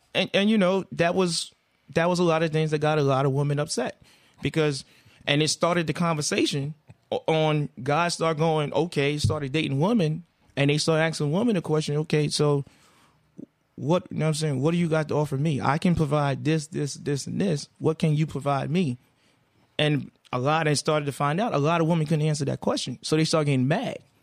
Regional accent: the South, United States; I'm a man from the South

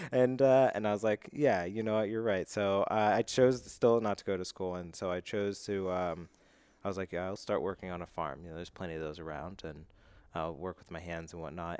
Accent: Altoona, Pennsylvania, United States; moved away; so I grew up in Altoona, Pennsylvania.

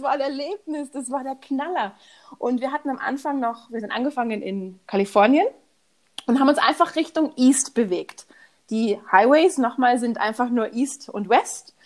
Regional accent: Munich, Bavaria, Germany; moved away as an adult; also born or lived in Houston, Texas; ich bin aus München

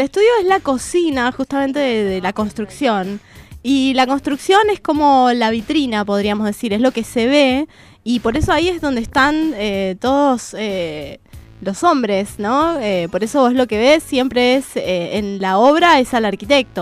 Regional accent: Mendoza, Argentina; moved away as an adult; now in Buenos Aires Province, Argentina; Yo soy mendocina, sí. Pero me siento mucho más de bonaerense que mendocina, podría decir. Y la verdad es que vivo acá desde el 2001

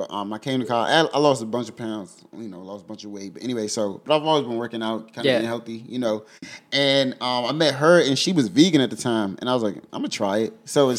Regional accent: Prince George's County, Maryland, United States; also born or lived in Washington, D.C.; now in Lexington, United States; I'm from PG County, I'm from Shelby, from Maryland.

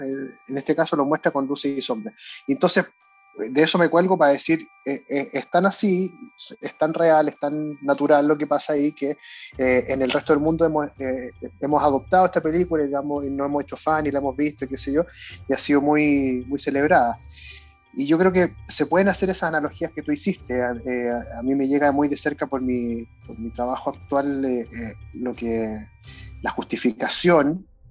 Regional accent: Chile; en Chile, por lo menos en mi época en el colegio

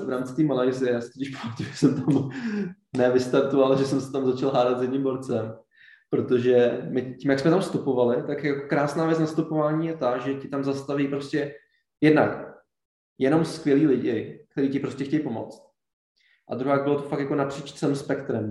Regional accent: Czechia; my jsme z České republiky

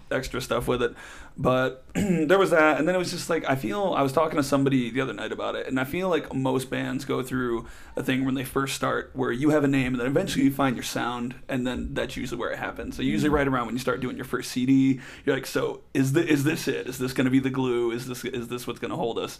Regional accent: Detroit, Michigan, United States; we're originally from Detroit

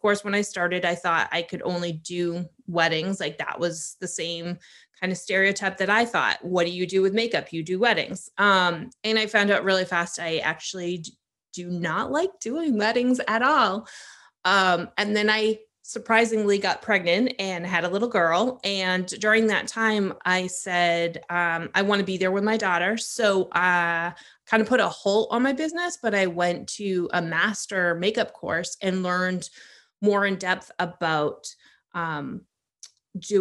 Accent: Maine, United States; moved away as an adult; also born or lived in Hawaii; I grew up in Maine

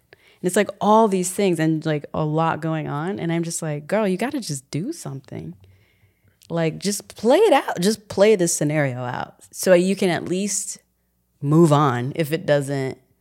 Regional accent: San Antonio, Texas, United States; moved away; I'm from San Antonio

